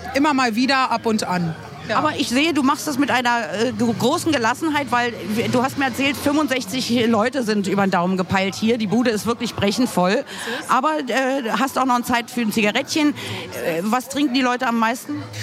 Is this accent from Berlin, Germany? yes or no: yes; Berlin, Germany